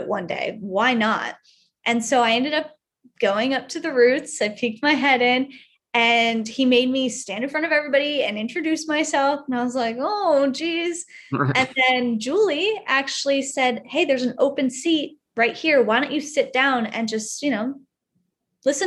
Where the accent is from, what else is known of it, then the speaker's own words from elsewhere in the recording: Connecticut, United States; moved away as an adult; now in San Diego, United States; not wanting to stay in my hometown anymore